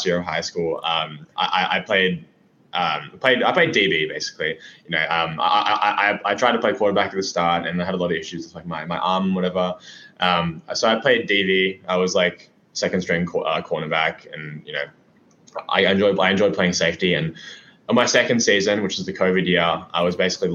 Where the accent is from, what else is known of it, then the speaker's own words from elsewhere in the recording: Melbourne, Victoria, Australia; I'm from Melbourne, Australia. It's kind of, it's in Victoria